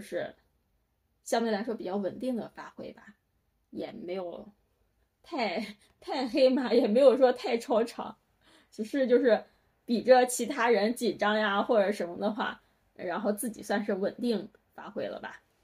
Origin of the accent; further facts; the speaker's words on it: Henan, China; 我们都是河南的。先说好河南省是，是高考大省